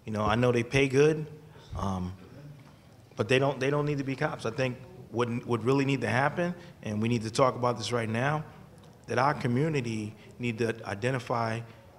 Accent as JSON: {"language": "English", "town": "New Haven", "region": "Connecticut", "country": "United States", "tie": "born or raised there", "said": "You know, sitting here listening, I grew up in New Haven."}